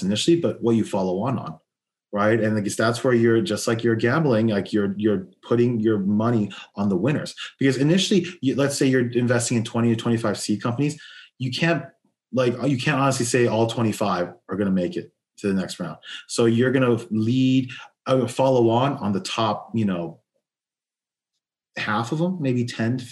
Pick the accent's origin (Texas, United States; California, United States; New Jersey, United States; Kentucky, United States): California, United States; Los Angeles; I'm born and raised in Los Angeles